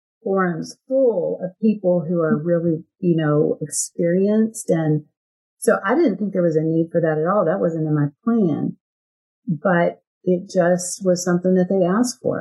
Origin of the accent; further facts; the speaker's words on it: Texas, United States; You can tell I'm from Texas, right? I say y'all